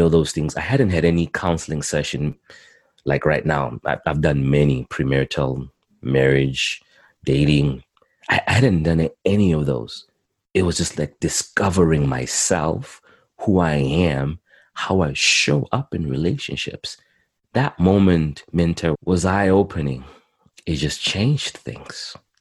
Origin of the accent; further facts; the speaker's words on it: Zimbabwe; also born or lived in Montreal, Canada; now in Edmonton, Canada; I was born in in Zimbabwe, Southern Africa, and I came to Canada in 2001